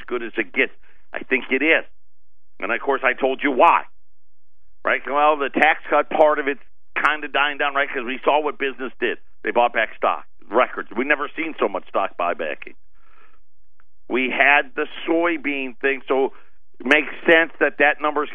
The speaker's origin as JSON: {"language": "English", "town": "Syracuse", "region": "New York", "country": "United States", "tie": "born or raised there", "moved": "yes", "said": "Where I grew up in Syracuse"}